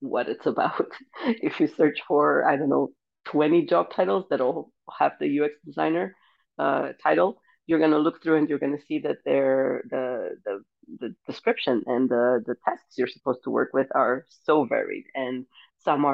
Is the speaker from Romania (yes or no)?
yes; Romania; moved away as an adult; now in Denmark; I'm originally from Romania